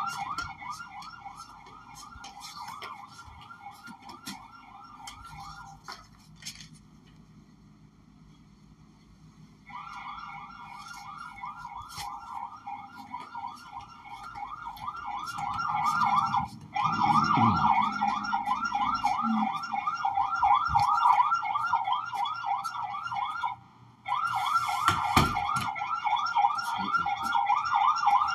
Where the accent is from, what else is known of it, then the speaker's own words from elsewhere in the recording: Louisiana, United States; I'm Hispanic from Louisiana, like in the United States